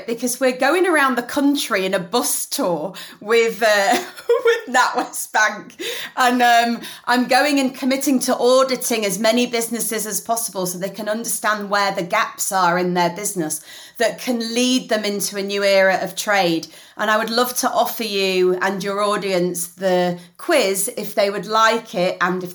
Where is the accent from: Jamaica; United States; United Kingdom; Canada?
United Kingdom; Leeds, Yorkshire and the Humber; moved away as an adult; now in London, United Kingdom; I am a northerner through and through. You know, I'm from Leeds. And even though, yes, I live in London, my family still lives in Leeds.